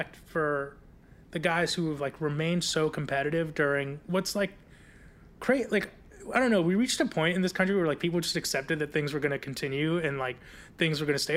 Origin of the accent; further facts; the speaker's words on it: South Florida, United States; I grew up in South Florida